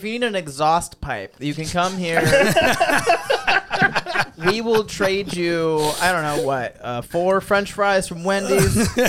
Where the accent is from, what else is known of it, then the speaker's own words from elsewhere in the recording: Daytona Beach, Florida, United States; moved away as an adult; now in Orlando, United States; I'm from Daytona Beach.